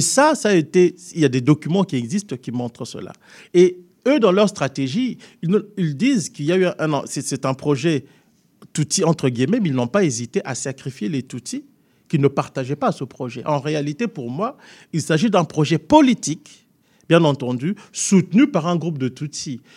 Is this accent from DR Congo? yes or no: yes; DR Congo; moved away; Je peux en tant que Congolais d'origine